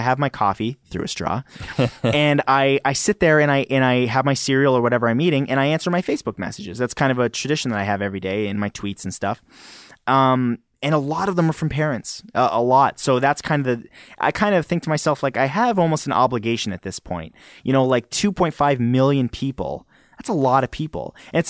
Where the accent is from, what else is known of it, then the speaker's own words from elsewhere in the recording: Canada; do you guys hear an accent the way I speak? Because I'm Canadian?